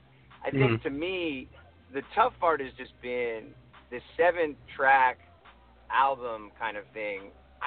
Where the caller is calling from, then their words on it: Los Angeles, California, United States; Los Angeles.